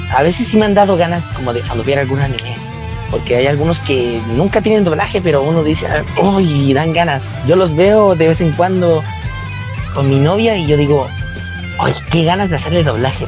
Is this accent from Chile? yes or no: yes; Chile; yo soy chileno